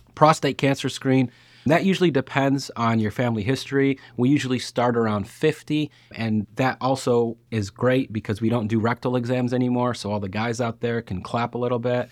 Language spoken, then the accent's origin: English; Lockport, Illinois, United States; I'm actually from Lockport, Illinois